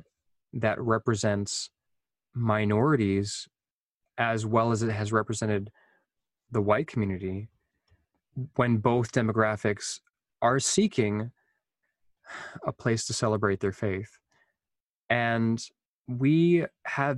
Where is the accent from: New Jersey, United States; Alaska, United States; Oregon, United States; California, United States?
Alaska, United States; Anchorage; I was growing up in this community